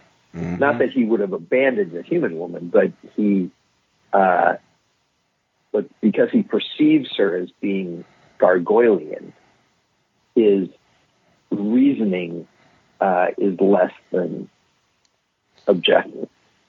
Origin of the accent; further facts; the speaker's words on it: Ohio, United States; So I'm from Ohio. I'm from someplace normal.